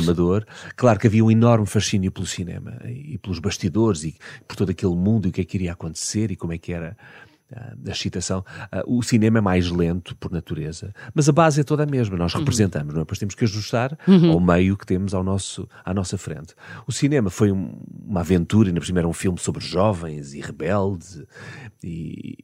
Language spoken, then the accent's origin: Portuguese; Algarve, Portugal; also born or lived in Lisbon; eu, só fui para o Algarve com 10 anos. Ok. Um, portanto, em miúdo, na minha infância, eu passei em Lisboa, onde de resto eu nasci